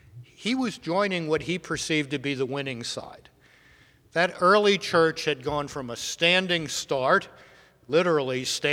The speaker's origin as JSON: {"language": "English", "town": "Baltimore", "region": "Maryland", "country": "United States", "tie": "born or raised there", "said": "When I was a boy growing up in Baltimore up the road 60-some years ago"}